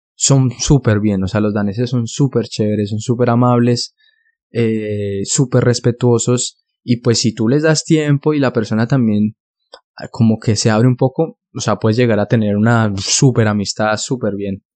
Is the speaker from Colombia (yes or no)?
yes; Bogotá, Colombia; now in Denmark; yo soy originario de Colombia, yo soy de la ciudad de Bogotá